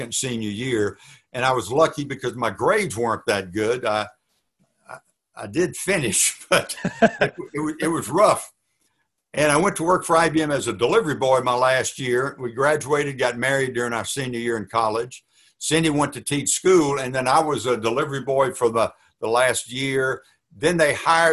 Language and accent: English; Baton Rouge, Louisiana, United States; moved away as an adult; also born or lived in Dallas; I had an idyllic childhood. I was raised by two Christian parents who, the salt of the earth. I was born in Baton Rouge, Louisiana.